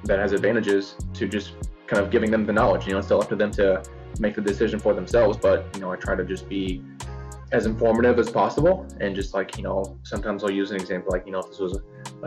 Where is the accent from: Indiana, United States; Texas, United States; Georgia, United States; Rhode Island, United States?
Indiana, United States; Salisbury; moved away as an adult; I came from Salisbury, Indiana, which is in like the bottom right corner, close to Louisville